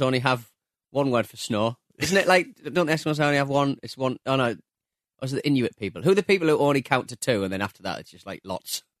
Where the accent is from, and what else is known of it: North East, North East England, United Kingdom